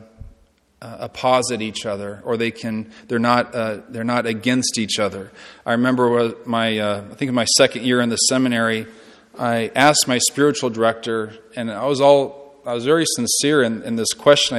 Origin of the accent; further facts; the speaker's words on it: Lincoln, Nebraska, United States; I was born and raised here in Lincoln